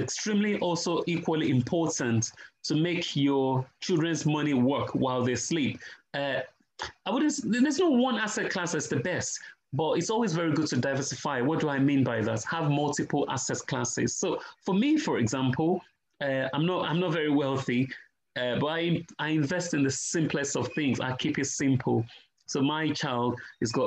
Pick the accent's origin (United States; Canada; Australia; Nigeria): Nigeria; I'm Nigerian, right? And rice is our staple food